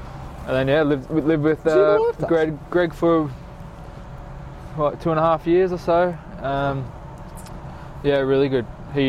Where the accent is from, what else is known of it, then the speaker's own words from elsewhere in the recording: Glasgow, Scotland, United Kingdom; I'm Scottish. Nice. I'm Scottish.